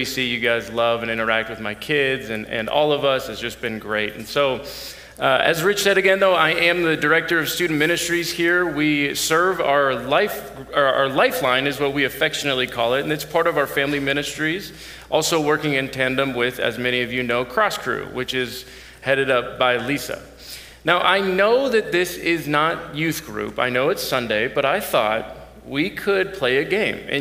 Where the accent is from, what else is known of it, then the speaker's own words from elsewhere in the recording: Erie, Pennsylvania, United States; I grew up in Erie, Pennsylvania